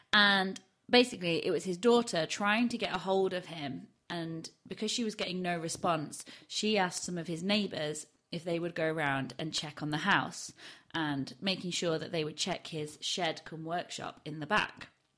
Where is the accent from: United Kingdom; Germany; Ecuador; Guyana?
United Kingdom; Barnsley, Yorkshire and the Humber; accent: Yorkshire; I used to have a really broad Barnsley accent and I can't replicate it anymore.